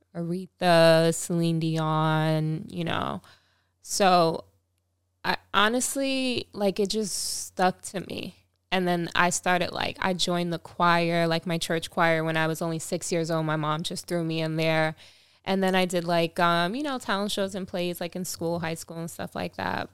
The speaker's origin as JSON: {"language": "English", "area": "Long Island", "region": "New York", "country": "United States", "tie": "born or raised there", "said": "my hometown too, Long Island"}